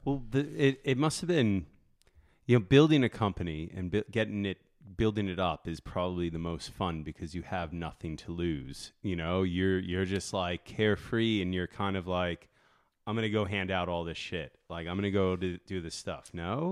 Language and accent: English; Long Beach, New York, United States; as a Grom growing up in Long Beach